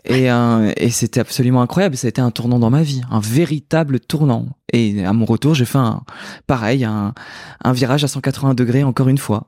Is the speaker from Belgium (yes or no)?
no; Brittany, France; now in Paris, France; J'ai quitté la Bretagne où je chantais devant les vaches autour des dans les champs. Enfin j'habitais pas dans les champs, mais en tout cas ma, maison était au milieu des champs.